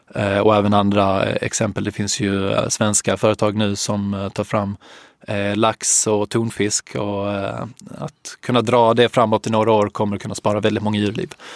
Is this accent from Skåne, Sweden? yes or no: yes; Helsingborg, Skåne, Sweden; moved away as an adult; jag är från Helsingborg från början